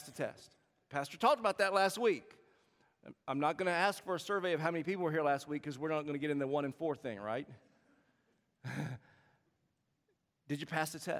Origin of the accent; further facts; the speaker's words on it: South Carolina, United States; moved away as an adult; now in Bay Area, United States; I'm born and raised in South Carolina, and every now and then you can tell with the accent.